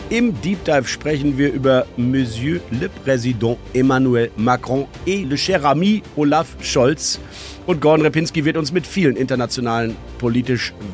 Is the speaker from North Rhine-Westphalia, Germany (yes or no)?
yes; Münster, North Rhine-Westphalia, Germany; Münster geboren ist ja so halb.